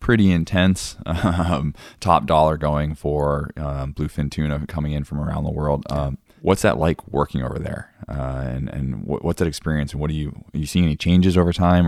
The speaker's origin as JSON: {"language": "English", "area": "Cape Cod", "region": "Massachusetts", "country": "United States", "tie": "born or raised there", "said": "growing up in Cape Cod"}